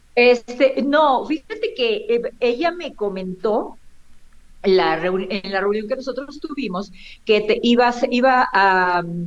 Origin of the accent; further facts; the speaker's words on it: Monterrey, Nuevo León, Mexico; moved away; also born or lived in Tampico, Tamaulipas; yo nací en Monterrey, Nuevo León, y de ahí mis padres se fueron a vivir a Tampico, y en Tampico es donde yo conozco a Río